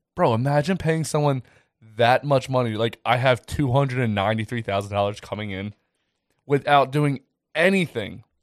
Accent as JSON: {"language": "English", "town": "Ridley", "region": "Pennsylvania", "country": "United States", "tie": "born or raised there", "said": "I grew up in Ridley"}